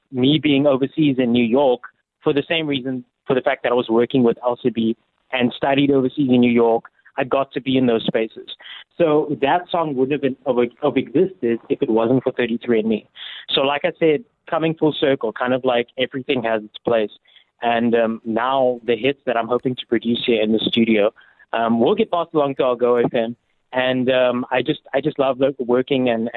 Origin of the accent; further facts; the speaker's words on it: Gqeberha, Eastern Cape, South Africa; my hometown, PE Gqeberha